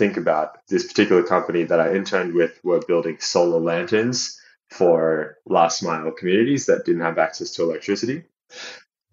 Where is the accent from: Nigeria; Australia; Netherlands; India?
Australia; moved away as an adult; also born or lived in Phnom Penh, Cambodia / China / Portugal; now in Leeds, United Kingdom; being Australian, naturally, Southeast Asia was kind of on our doorstep